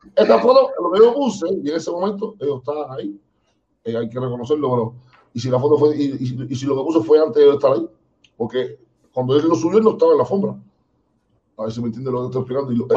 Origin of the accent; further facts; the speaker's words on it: Cuba; somos cubanos